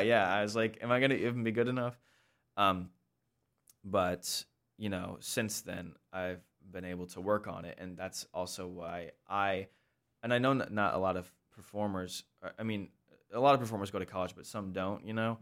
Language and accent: English; Sioux Falls, South Dakota, United States; moved away; also born or lived in Lancaster, Pennsylvania; I grew up in Sioux Falls, South Dakota